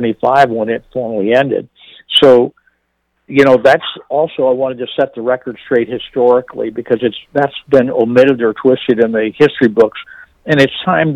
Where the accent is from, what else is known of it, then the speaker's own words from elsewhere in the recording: Northern Virginia, United States; also born or lived in Washington, D.C.; I was born in Washington, D.C., raised in Northern Virginia